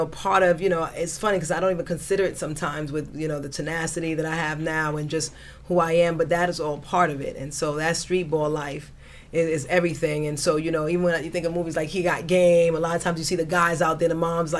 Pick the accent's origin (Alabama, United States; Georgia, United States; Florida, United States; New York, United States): New York, United States; New York City; also born or lived in Caribbean; now in Mount Vernon, United States; I was born in the Caribbean, but I grew up in Brooklyn